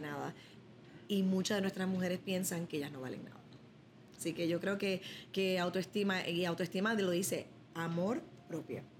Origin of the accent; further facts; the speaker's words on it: Chicago, Illinois, United States; yo soy de Chicago